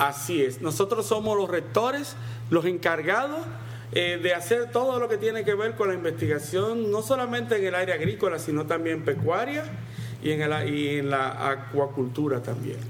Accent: Dominican Republic; en República Dominicana llamamos raíces y tubérculos a la yuca

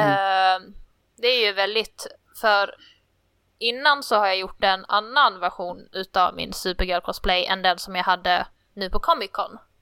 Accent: Skåne, Sweden; accent: Skånska; Jag, är från Skåne

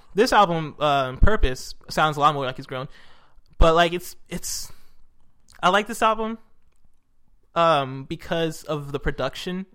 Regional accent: United States; also born or lived in Nigeria; I grew up in America, um, and my family's from Nigeria

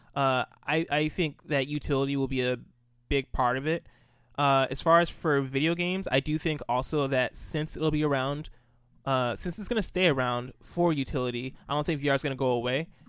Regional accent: United States; also born or lived in Nigeria; I grew up in America, uh, lived in America from ages zero to ten. Uh, when I turned eleven, moved to Nigeria. Lived in, lived in Nigeria for two years and then moved back

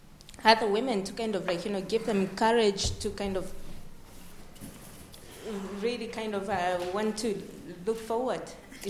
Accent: Zambia; moved away; I'm from abroad, so I'm from Zambia

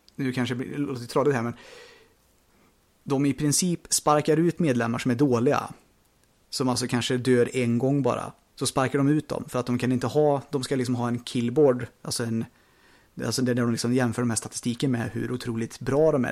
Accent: Sweden; vi är ju svenskar

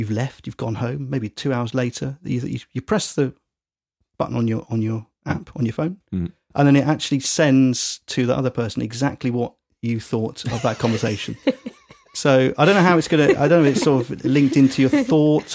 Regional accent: England, United Kingdom; we're English

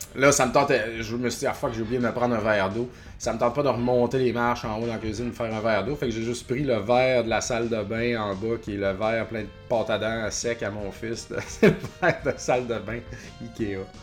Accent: Beauce, Quebec, Canada; now in Montreal, Canada; je suis beauceron d'origine et je suis pas très fier de ma patrie

